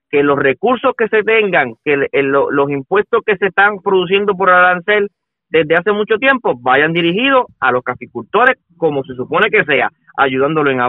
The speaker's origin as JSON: {"language": "Spanish", "country": "Puerto Rico", "said": "eso es lo que nosotros queremos y tenemos todos como puertorriqueños"}